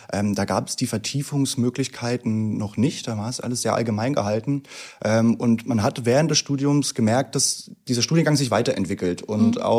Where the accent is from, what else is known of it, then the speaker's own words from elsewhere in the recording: Thuringia, Germany; ich komme aus dem Süden von Thüringen, ah. ähm, kurz vor der bayerischen Grenze